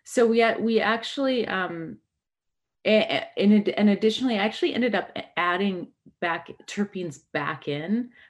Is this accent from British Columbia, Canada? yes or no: yes; British Columbia, Canada; I grew up in in um, British Columbia